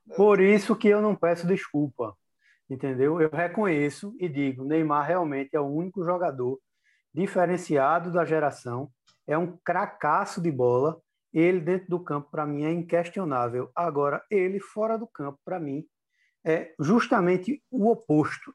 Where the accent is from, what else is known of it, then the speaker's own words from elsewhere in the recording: Brazil; como brasileiro